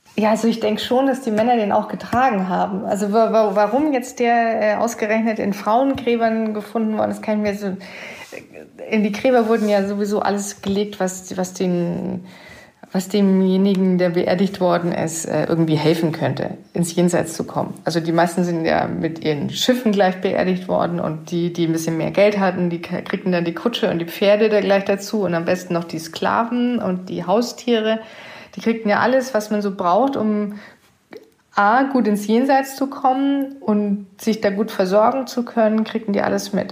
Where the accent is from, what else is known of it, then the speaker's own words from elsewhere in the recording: Southern Germany, Germany; ich komme ja aus Süddeutschland